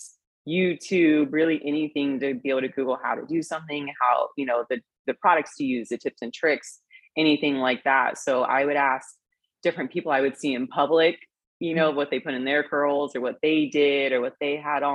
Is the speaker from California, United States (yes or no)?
yes; Temecula, California, United States; moved away; I'm from Temecula, California.